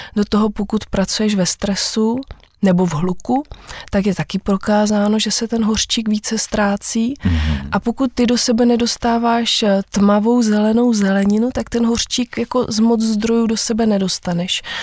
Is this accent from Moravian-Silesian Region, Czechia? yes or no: no; Vyškov, South Moravian Region, Czechia; jsem z Vyškova a vlastně ve Vyškově se trávím celý život